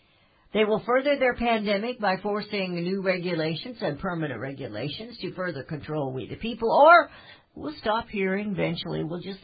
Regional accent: Kansas City, Missouri, United States; I lived in the Midwest, but I came from Kansas City to rural America, and I fell in love with it.

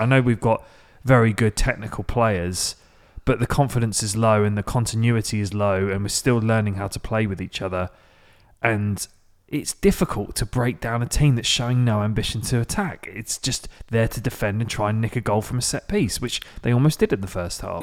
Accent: England, United Kingdom; now in Nashville, United States; as an English person

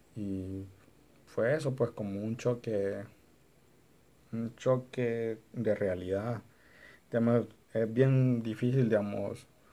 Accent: Honduras; nosotros como hondureños

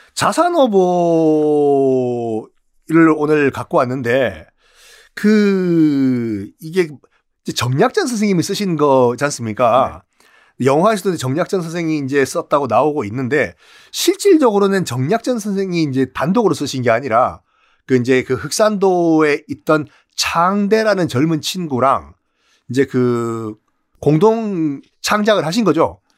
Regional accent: Busan, South Korea; 고향은 부산이지만

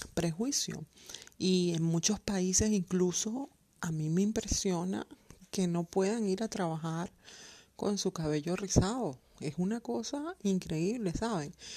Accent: Venezuela; moved away as an adult; also born or lived in Colombia; now in Germany; vivo en el hermoso país de Alemania, pero soy venezolana y colombiana. Eh, hace siete años emigré a Alemania

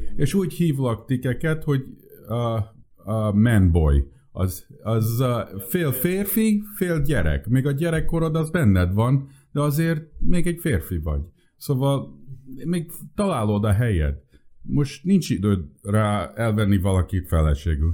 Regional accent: United States; first language Hungarian; Én, én, én, én, én születtem Amerikába, és um, nagyon furcsa volt, mert én először magyarul beszéltem csak.

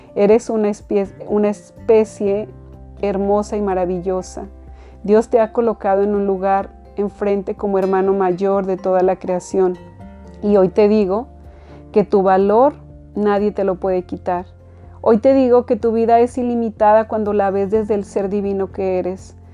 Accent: Mexico; now in United States; yo nací en México

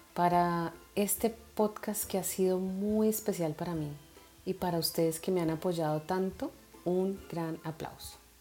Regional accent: Colombia; moved away; en Colombia celebramos el Día de las Velitas

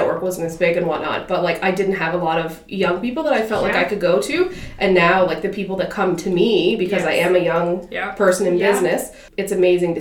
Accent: Ingonish, Nova Scotia, Canada; now in Sydney, Canada; I was born in Cape Breton. I'm from Inganish on the Cabot Trail

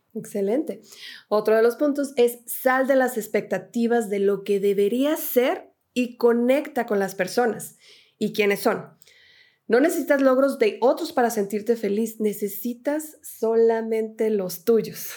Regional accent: Mexico; yo me regreso a México

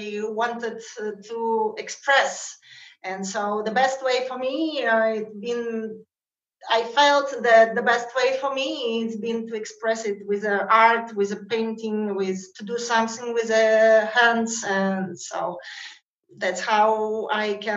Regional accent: Russia; I'm from natively from Russia

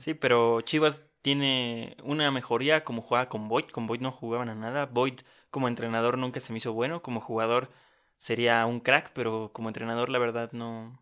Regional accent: Oaxaca, Mexico; yo soy de Oaxaca

